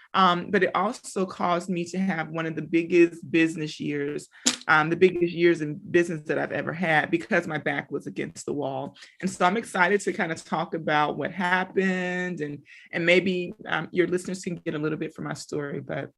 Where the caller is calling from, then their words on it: McKinney, Texas, United States; So I'm tuning in from McKinney, Texas. That's Dallas, Texas, for those who don't know where McKinney is.